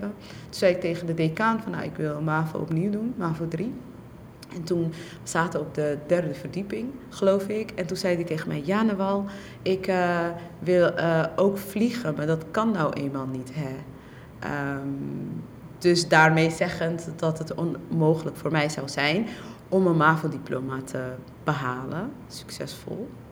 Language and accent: Dutch; Netherlands; also born or lived in Somalia; ik ben een AZC-kind. Ik ben in AZC's opgegroeid.